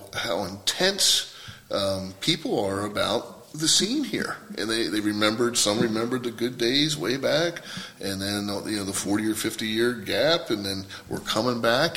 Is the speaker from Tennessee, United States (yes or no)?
no; Lewes, Delaware, United States; moved away as an adult; I was born and raised in Lewis, Delaware, just the other side of the Cape May Ferry.